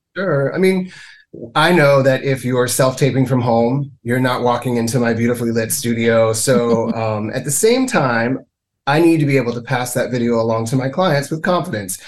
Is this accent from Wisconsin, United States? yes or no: no; Mississippi, United States; moved away as an adult; now in Canada; I was born and reared in Mississippi